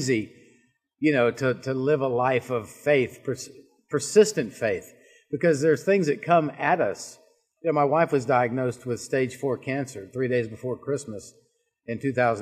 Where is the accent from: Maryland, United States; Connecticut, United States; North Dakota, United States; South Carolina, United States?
South Carolina, United States; Charleston; moved away as an adult; now in North Carolina, United States; I grew up in Charleston, South Carolina